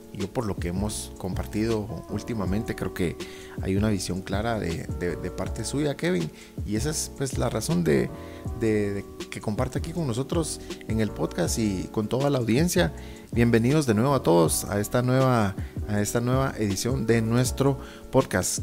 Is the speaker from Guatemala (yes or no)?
yes; Guatemala; saliendo adelante como lo hemos hecho como guatemaltecos